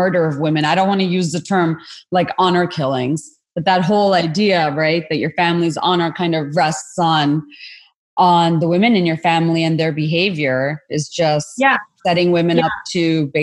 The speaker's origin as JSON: {"language": "English", "country": "Bangladesh", "tie": "born or raised there", "moved": "yes", "said": "I'm from Bangladesh. That's where I was born and raised"}